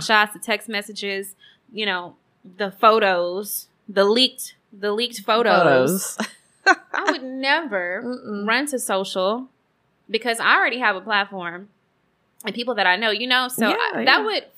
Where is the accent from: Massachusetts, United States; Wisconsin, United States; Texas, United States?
Texas, United States; Houston; we're from Houston